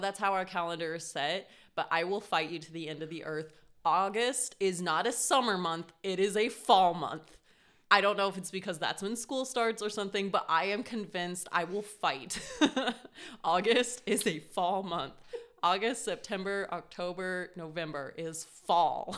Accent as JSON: {"language": "English", "region": "Colorado", "country": "United States", "tie": "born or raised there", "said": "I grew up in Colorado"}